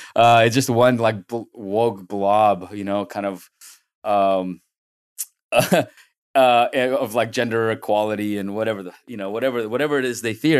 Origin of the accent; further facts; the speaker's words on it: San Francisco, California, United States; also born or lived in Soviet Union; growing up in San Francisco, you know, we came in nineteen ninety, and growing up, growing up here